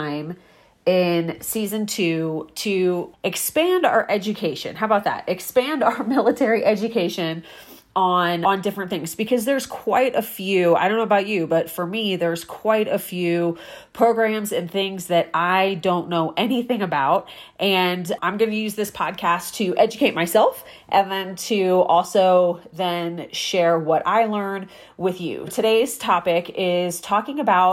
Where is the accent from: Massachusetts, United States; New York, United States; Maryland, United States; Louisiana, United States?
Maryland, United States; moved away as an adult; also born or lived in South Carolina / California; I grew up in Maryland, so I was a resident there.